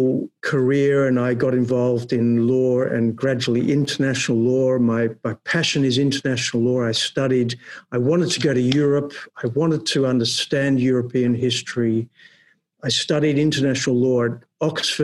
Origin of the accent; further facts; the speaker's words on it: Melbourne, Victoria, Australia; now in Netherlands; When I grew up in Melbourne in Australia